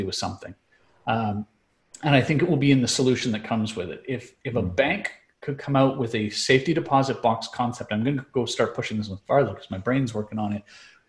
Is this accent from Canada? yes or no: yes; Canada; now in United States; being Canadian and growing up with Canadian banking system.